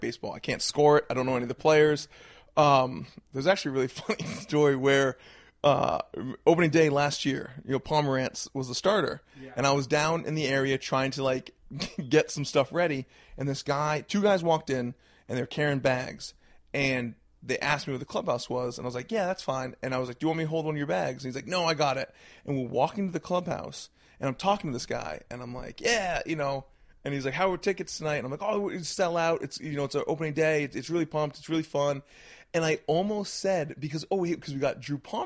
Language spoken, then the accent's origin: English; Brunswick, Maine, United States; I grew up in Brunswick, Maine. Okay. I was born and raised right there.